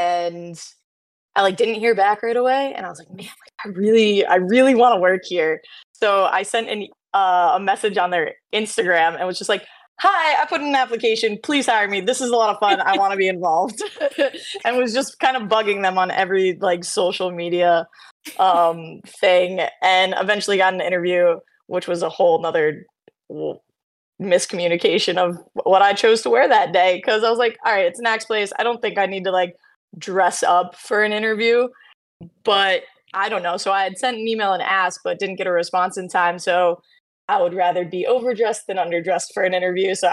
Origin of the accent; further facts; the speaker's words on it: New York, United States; moved away as an adult; now in Maryland, United States; I'm originally from New York, moved down to Maryland in 2017